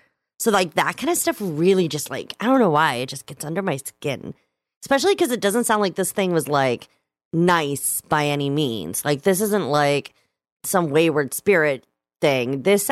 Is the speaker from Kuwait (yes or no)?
yes; Kuwait City, Kuwait; now in Vermont, United States; I was born in Kuwait City. My dad, who's Egyptian, was teaching there. And so my mom, who is American and came from Oklahoma, actually, they moved there. So most of my childhood, I actually lived there.